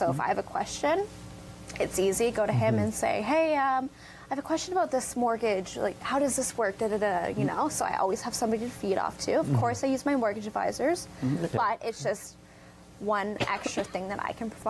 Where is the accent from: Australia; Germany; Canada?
Canada; Forest, Ontario; now in Brantford, Canada; I'm from Grand Bend area.